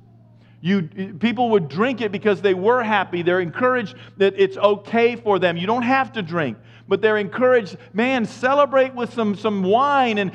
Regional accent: Maine, United States; I'm from Maine

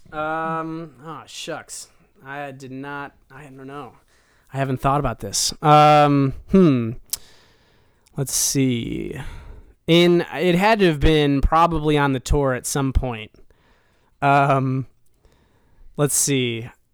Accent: Cleveland, Ohio, United States; born or raised there; now in Nashville, United States

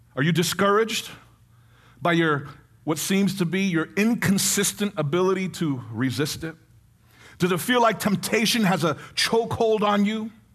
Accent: New York City, New York, United States; I was born in the Bronx

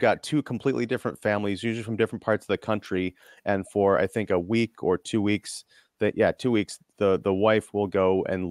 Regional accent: United States; as an American

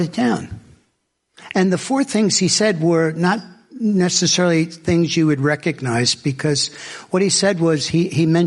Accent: southern Alabama, United States; I'm from Alabama, and I'm southern Alabama, and I'm 20 minutes from the ocean where I live

